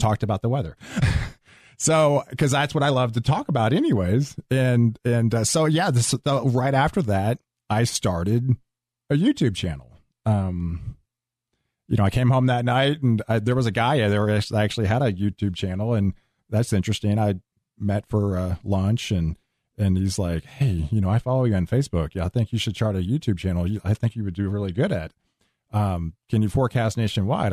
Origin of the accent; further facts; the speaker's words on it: Houston, Texas, United States; I grew up in Houston.